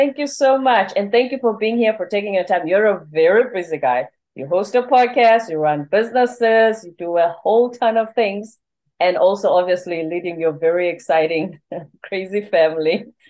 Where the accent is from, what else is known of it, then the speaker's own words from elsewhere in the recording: South Africa; also born or lived in South Korea; now in United States; I'm a South African who lived in South Korea for almost a decade, and now I'm in America.